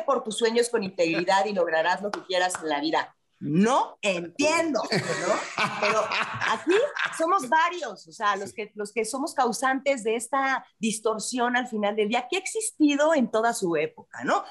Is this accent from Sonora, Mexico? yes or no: no; Mexico City, Mexico; Yo aquí soy chilanga, en la Ciudad de México